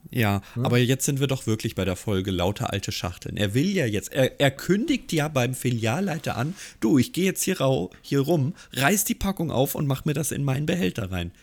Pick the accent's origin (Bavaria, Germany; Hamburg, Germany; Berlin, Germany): Hamburg, Germany; bin ich als Hamburger